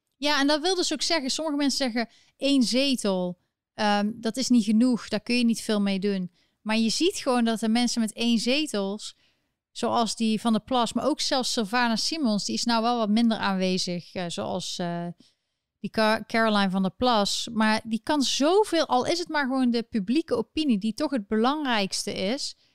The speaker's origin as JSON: {"language": "Dutch", "country": "Netherlands", "said": "ik ben gewoon een Nederlander"}